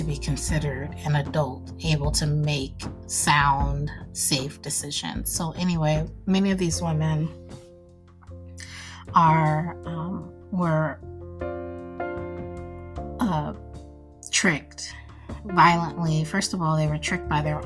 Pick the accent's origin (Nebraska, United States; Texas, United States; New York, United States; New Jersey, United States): Nebraska, United States; I come from Nebraska